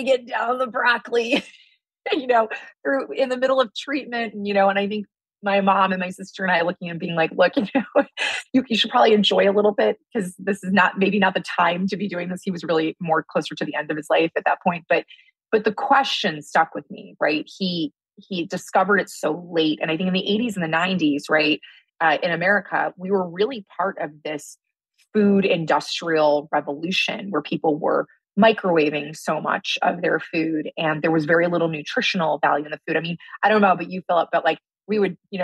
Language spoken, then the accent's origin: English; Midwest, United States; I grew up in the Midwest